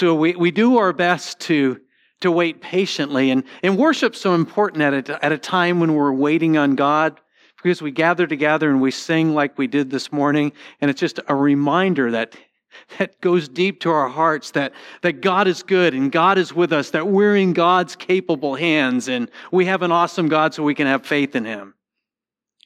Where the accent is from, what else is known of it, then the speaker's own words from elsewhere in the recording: Connecticut, United States; moved away; also born or lived in St. Louis; when I grew up in Connecticut, we had a lot of Jewish people in our community